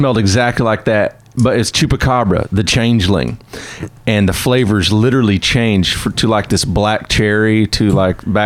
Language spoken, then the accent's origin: English; the South, United States; we're in the South